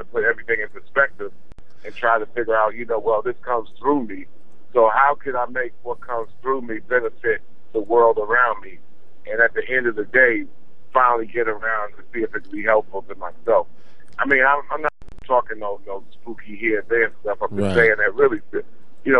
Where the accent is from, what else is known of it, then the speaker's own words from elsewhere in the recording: Roosevelt, New York, United States; my hometown of Roosevelt, Long Island